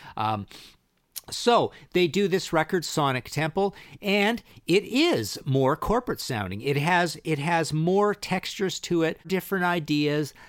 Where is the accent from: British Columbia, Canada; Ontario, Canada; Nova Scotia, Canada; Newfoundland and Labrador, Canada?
British Columbia, Canada; also born or lived in Vancouver; I'm from British Columbia. I've lived in Vancouver three times.